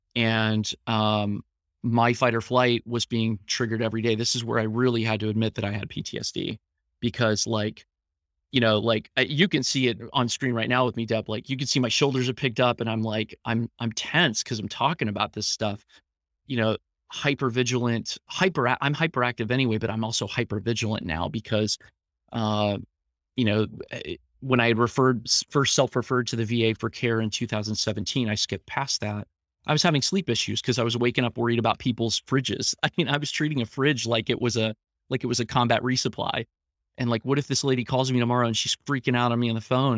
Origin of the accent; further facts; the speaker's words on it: Columbus, Ohio, United States; I grew up here in Columbus, Ohio, in the Central Ohio area